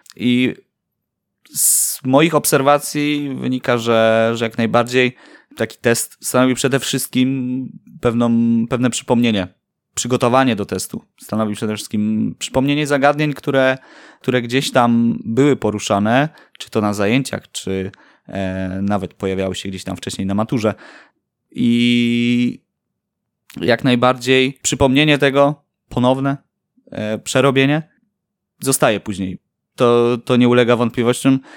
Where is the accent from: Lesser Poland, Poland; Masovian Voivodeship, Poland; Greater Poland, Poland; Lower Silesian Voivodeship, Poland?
Greater Poland, Poland; Poznań; Mieszkam tu od urodzenia